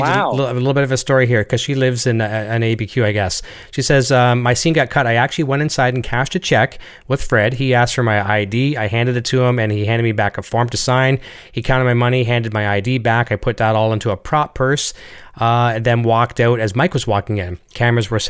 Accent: Canada; accent: Canadian; my accent from Canada

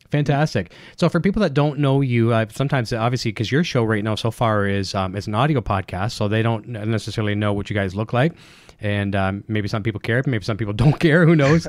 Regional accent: Canada; me being Mister Canadian and overpronouncing everything

